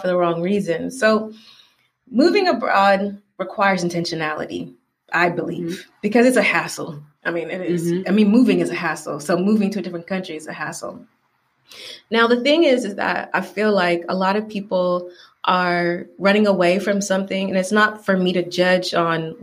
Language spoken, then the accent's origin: English; Atlanta, Georgia, United States; moved away as an adult; now in Valencia, Spain; I am from Atlanta